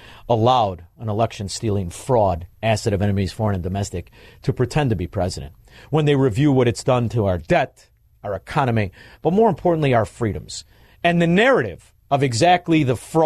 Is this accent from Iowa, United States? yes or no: no; Melrose Park, Illinois, United States; I'm from Melrose Park